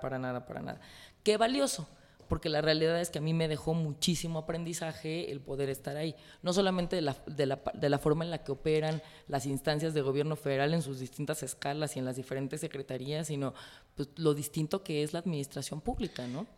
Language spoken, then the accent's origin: Spanish; Mexico; yo como priista, como mujer, como mexicana